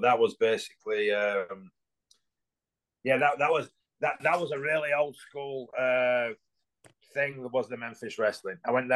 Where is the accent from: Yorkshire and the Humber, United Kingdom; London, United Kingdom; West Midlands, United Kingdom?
Yorkshire and the Humber, United Kingdom; Pudsey; moved away as an adult; now in United States; That's my hometown, Putsey. right between Leeds and Bradford